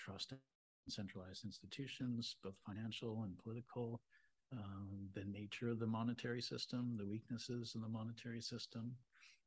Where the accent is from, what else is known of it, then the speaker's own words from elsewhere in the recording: Toronto, Ontario, Canada; I'm from Toronto. I grew up in Toronto